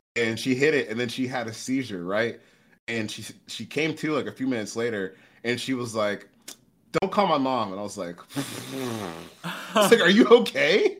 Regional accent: Charlotte, North Carolina, United States; moved away; we grew up in Charlotte for a little bit.

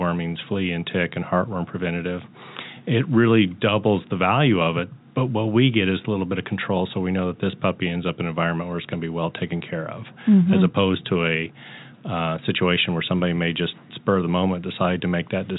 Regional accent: the Northland, Missouri, United States; I'm born and raised in the Northland

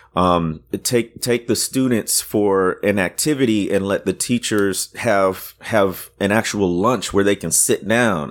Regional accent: Waukegan, Illinois, United States; moved away; also born or lived in Deep South; my town where I grew up, nobody's knows it or he- has heard of it, but it's where, um, uh, the the author Ray Bradbury came from

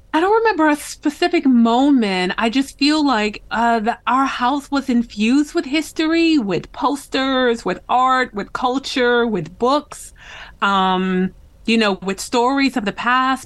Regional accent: West Michigan, United States; I grew up in West Michigan, uh, along Lake Michigan.

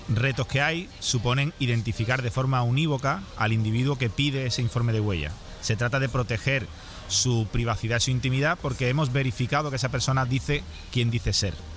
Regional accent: Seville, Andalusia, Spain; Sevilla, que es mi ciudad de origen

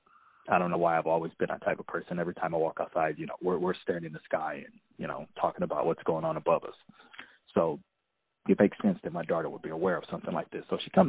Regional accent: Los Angeles, California, United States; I'm from the Los Angeles area of California

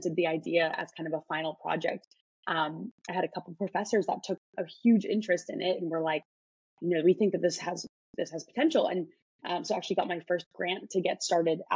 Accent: Chicago, Illinois, United States; moved away; I'm from Chicago

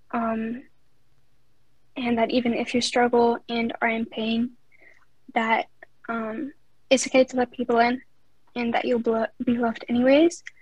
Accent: Netherlands; Um, I'm from Netherlands.

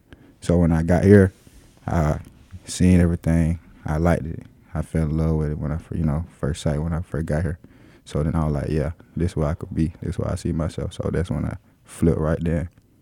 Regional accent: Waynesboro, Georgia, United States; So I'm originally from Waynesboro, Georgia, like Burke County.

